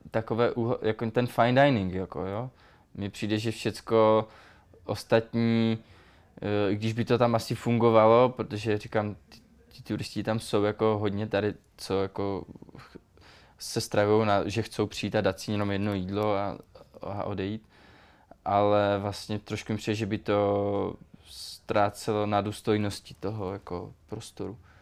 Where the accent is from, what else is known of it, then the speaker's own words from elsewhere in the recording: Czechia; moved away; tam u nás v Beskydech, já pocházím z Beskyd